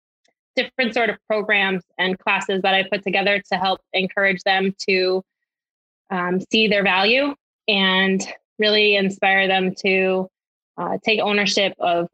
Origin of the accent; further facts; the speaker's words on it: Connecticut, United States; I am not imported. I'm originally from Connecticut, but I have heard that I don't have that accent because I'm smack right next to Boston and New York.